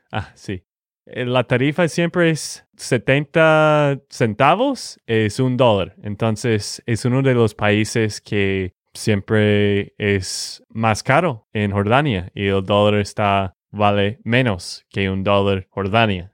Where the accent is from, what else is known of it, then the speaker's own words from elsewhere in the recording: Texas, United States; de Texas, Estados Unidos.